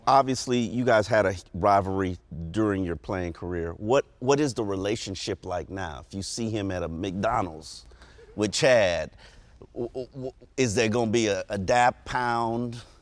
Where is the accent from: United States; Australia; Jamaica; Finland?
Jamaica; I'm Jamaican.